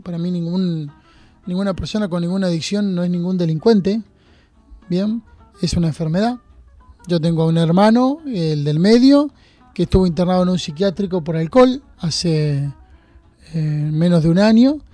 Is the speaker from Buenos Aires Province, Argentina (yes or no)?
yes; Junín, Buenos Aires Province, Argentina; moved away as an adult; now in San Andrés de Giles, Argentina; yo soy de Junín, nacido en Junín